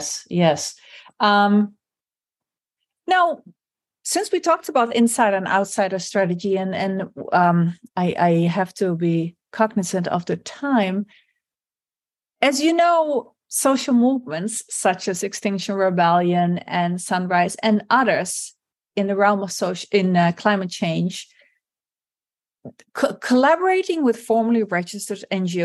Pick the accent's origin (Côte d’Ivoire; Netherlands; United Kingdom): Netherlands; like in my home country, the Netherlands.